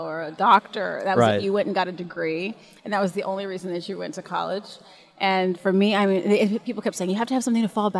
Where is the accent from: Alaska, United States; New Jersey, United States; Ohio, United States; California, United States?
California, United States; Santa Monica; born or raised there; also born or lived in Hollywood, California